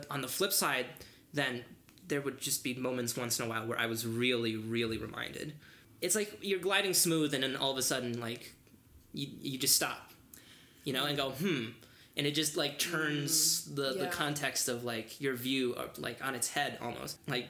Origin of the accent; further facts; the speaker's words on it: Northfield, Minnesota, United States; also born or lived in Beijing, China; Chinese American is interesting, because on one hand, there really were moments growing up in Northfield and going to school where I sort of forgot that I was different